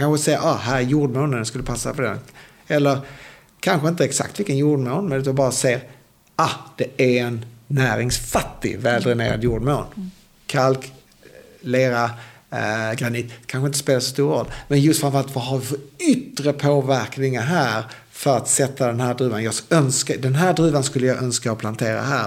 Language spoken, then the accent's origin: Swedish; Sweden; då körde jag som svensk